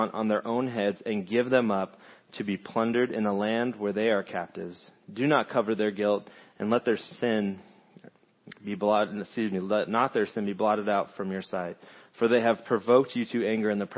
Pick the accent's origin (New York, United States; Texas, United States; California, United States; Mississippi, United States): California, United States; moved away as an adult; now in Lake of the Ozarks, United States; Originally from California